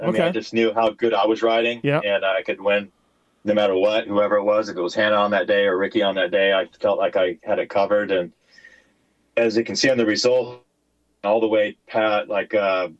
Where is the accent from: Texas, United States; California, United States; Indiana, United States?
California, United States; Southern; I grew up in Southern California, mm-hmm. right? Carlsbad